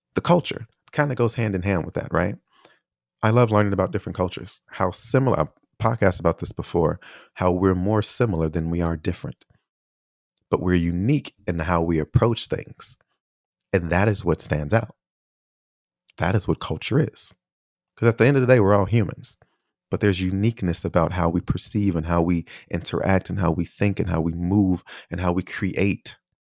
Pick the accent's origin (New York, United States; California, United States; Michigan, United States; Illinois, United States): Illinois, United States; Chicago; moved away; also born or lived in Taiwan; growing up in Chicago